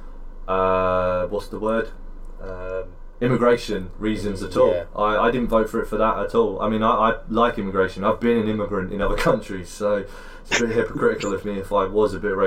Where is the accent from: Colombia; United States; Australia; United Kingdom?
United Kingdom; we're obviously British